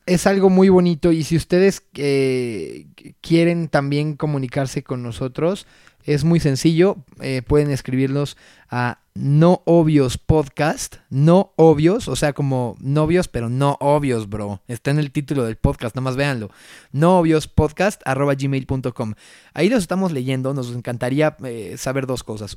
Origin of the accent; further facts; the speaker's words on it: Mexico; no saben lo orgulloso que estoy de ser mexicano